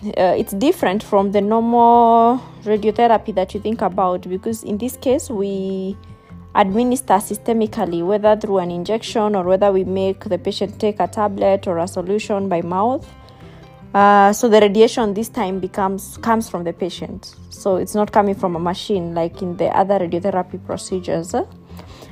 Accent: Limuru, Kiambu County, Kenya; also born or lived in South Africa; I'm from Limuru, and I studied at Loreto.

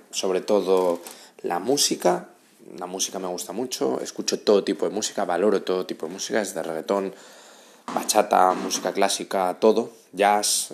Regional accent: Asturias, Spain; moved away as an adult; now in Madrid, Spain; soy de Asturias, llevo en Madrid viviendo 6 años

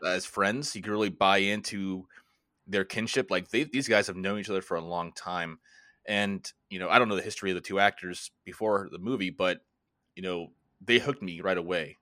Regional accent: Florida, United States; also born or lived in Washington, D.C. area; now in near Washington, D.C., United States; I'm, uh, originally from Florida. I currently live right outside of Washington, D C

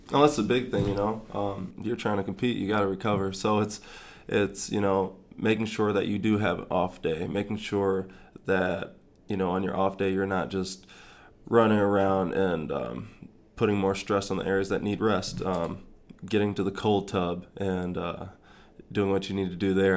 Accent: Grand Rapids, Michigan, United States; also born or lived in East Lansing, Michigan / North Carolina / Florida; now in Lincoln, United States; I'm from Grand Rapids, Michigan

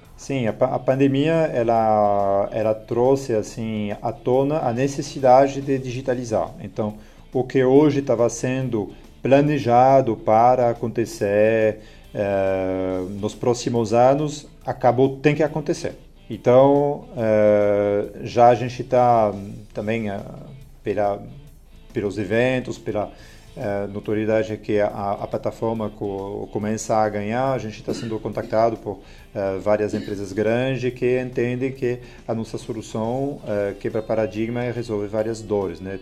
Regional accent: France; Portuguese is a second language; moved away as an adult; also born or lived in Lyon, France / São Paulo, Brazil; now in Brazil; não sou nativo do, do Brasil, né? sou, sou francês

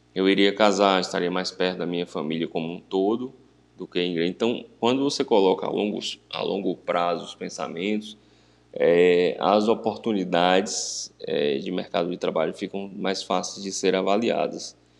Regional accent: Vitória da Conquista, Bahia, Brazil; moved away as an adult; Eu sou natural de, de Vitória da Conquista, cidade né, do interior da Bahia

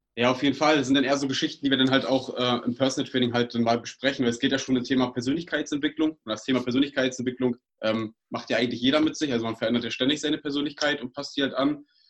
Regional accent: Uckermark, Brandenburg, Germany; Wir kommen aus Brandenburg, aus der Uckermark

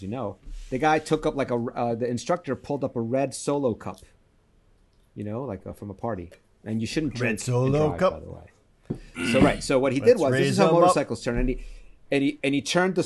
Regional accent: Chile; moved away; I'm from Chile.

